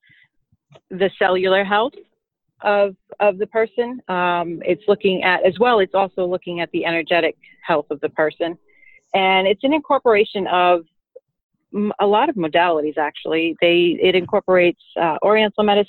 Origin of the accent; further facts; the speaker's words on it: New York City, New York, United States; I grew up in the New York City area